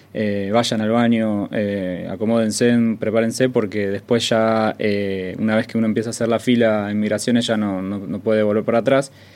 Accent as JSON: {"language": "Spanish", "country": "Argentina", "said": "Nosotros, que somos argentinos"}